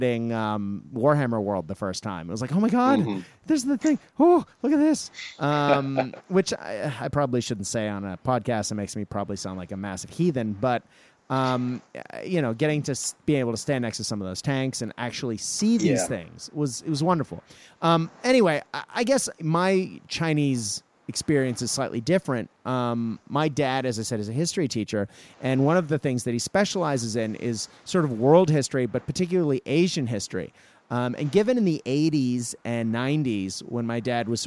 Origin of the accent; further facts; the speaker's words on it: Japan; moved away; I grew up in Japan